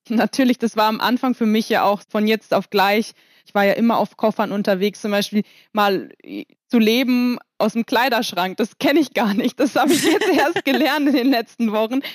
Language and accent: German; Kiel, Schleswig-Holstein, Germany; ich bin ja in Kiel aufgewachsen